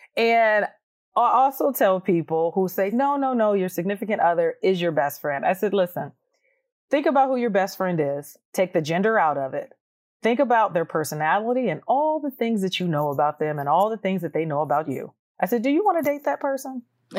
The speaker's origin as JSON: {"language": "English", "region": "Georgia", "country": "United States", "said": "oh my goodness, you're from Georgia. I'm from Georgia too."}